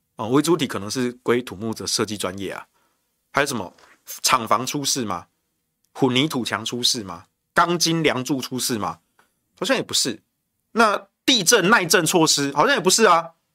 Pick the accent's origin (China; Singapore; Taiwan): Taiwan; Taichung; 我身为台中人